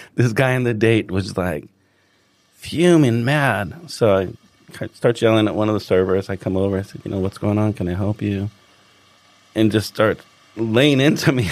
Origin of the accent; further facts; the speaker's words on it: Los Angeles, California, United States; moved away as an adult; now in Hong Kong; I'm from Los Angeles originally